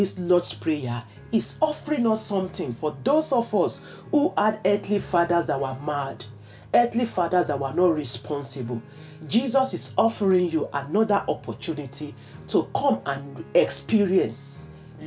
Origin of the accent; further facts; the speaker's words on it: Nigeria; I grew up in Nigeria